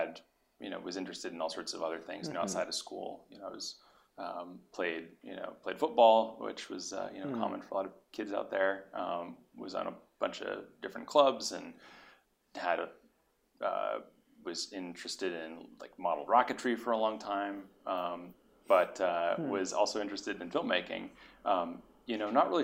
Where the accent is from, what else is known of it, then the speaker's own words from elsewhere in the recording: Tulsa, Oklahoma, United States; moved away as an adult; also born or lived in Providence, Rhode Island; now in Los Angeles, United States; I grew up in Tulsa, Oklahoma. Not originally from there